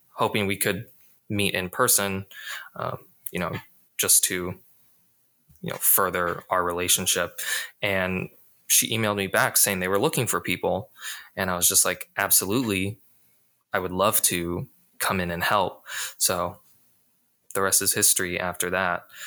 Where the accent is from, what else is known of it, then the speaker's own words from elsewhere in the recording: Las Vegas, Nevada, United States; moved away as an adult; I'm originally from Las Vegas